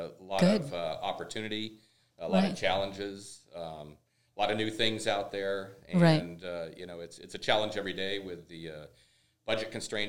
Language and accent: English; Bay Area, California, United States; also born or lived in Southern Oregon; now in Ventura County, United States; I spent part of my childhood growing up in the Bay Area and in Southern Oregon.